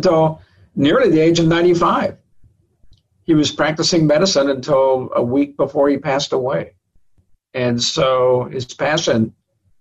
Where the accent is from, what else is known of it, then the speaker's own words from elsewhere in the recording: Laredo, Texas, United States; I was born and raised in Laredo, Texas